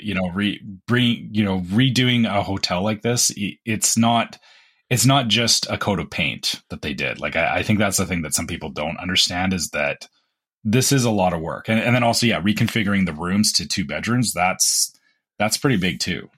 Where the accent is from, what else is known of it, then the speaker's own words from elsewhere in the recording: Canada; we're Canadian